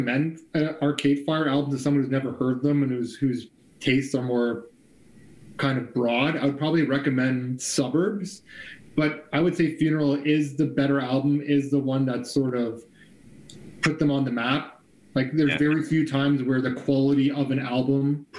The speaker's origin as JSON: {"language": "English", "country": "Canada", "said": "as a Canadian, a proud Canadian"}